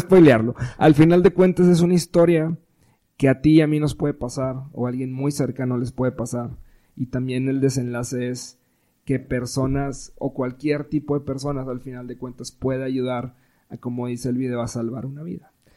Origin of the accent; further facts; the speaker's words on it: Monterrey, Nuevo León, Mexico; somos regios